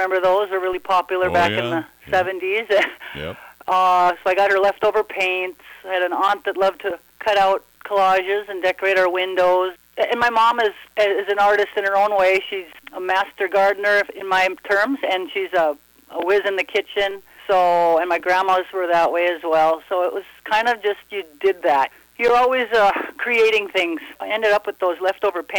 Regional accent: Gatzke, Minnesota, United States; I grew up right here, a bit west of Gatzke.

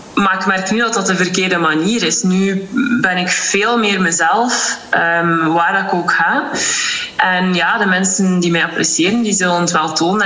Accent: Ostend, Flanders, Belgium; Ik ben afkomstig uit Oostende

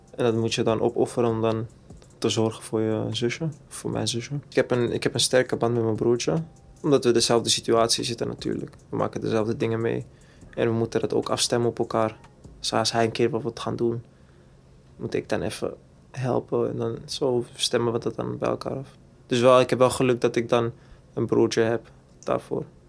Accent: Amsterdam, North Holland, Netherlands; ik ben geboren en getogen in Amsterdam-Zuid, rivierenbuurt

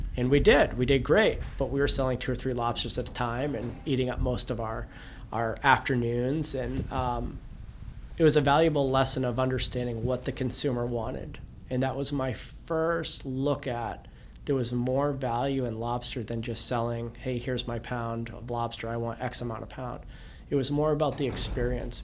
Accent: Cape Elizabeth, Maine, United States; the cove we grew up in Cape Elizabeth

